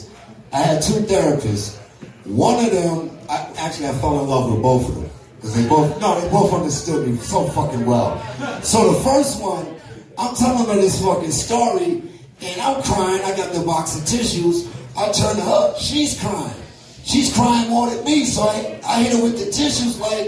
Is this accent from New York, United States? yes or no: yes; New York City, New York, United States; I'm from the Bronx